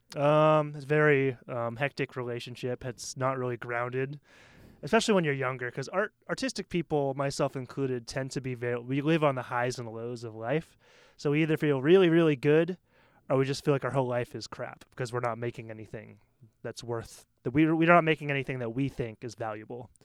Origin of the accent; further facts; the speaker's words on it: Maine, United States; moved away as an adult; now in Taiwan; I'm from Maine, which is very, very white